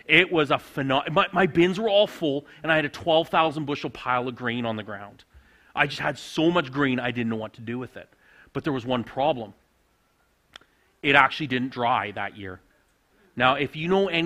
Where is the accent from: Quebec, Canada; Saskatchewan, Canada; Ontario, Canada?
Saskatchewan, Canada; moved away as an adult; also born or lived in Alberta; now in Riondel, Canada; I grew up on a grain farm in Saskatchewan